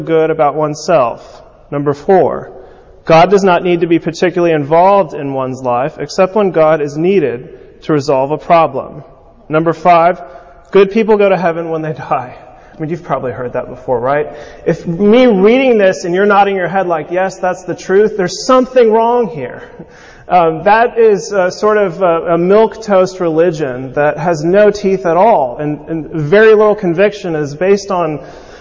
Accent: California, United States; growing up in California

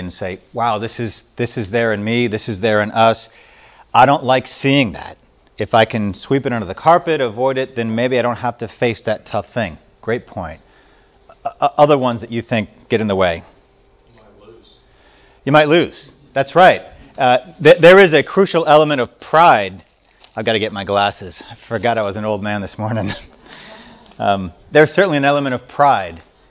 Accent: Louisiana, United States; moved away; I grew up in Louisiana

